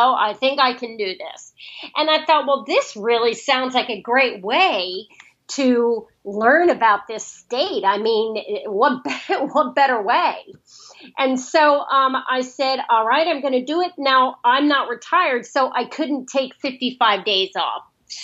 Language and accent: English; Lancaster, Pennsylvania, United States; moved away as an adult; also born or lived in Washington, D.C. / Europe; now in San Diego, United States; I grew up back on the East Coast in a town about 60 miles outside of Philadelphia called Lancaster, Pennsylvania